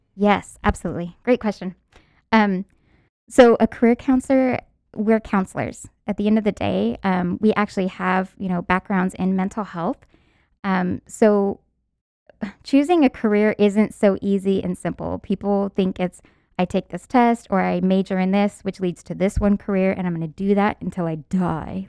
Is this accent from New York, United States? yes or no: no; San Antonio, Texas, United States; where I went to school was way North Texas, and I'm from San Antonio